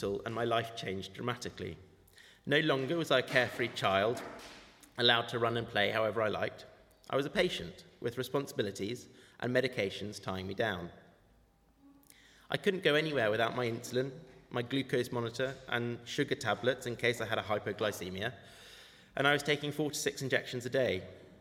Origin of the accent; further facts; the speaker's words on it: United Kingdom; also born or lived in Cleveland, Ohio, United States / South Africa; my parents made the very difficult decision to leave their beloved homeland and move to the UK when I was about 3 years old